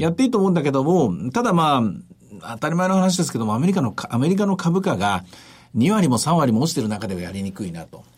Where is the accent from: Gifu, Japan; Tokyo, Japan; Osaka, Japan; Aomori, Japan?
Osaka, Japan; 地元大阪なんでね